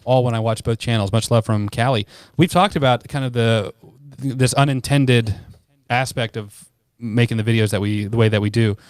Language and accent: English; United States; I'm American